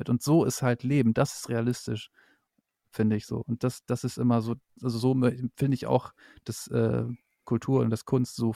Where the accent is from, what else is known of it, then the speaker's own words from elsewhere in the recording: Northern Germany, Germany; ich komme aus dem Norden, ich kenne halt viele so